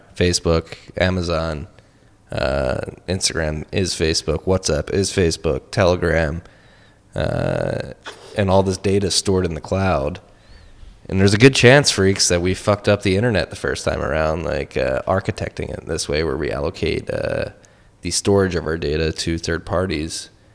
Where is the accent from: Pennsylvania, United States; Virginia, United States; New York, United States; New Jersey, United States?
Pennsylvania, United States; Philadelphia; I'm from Philly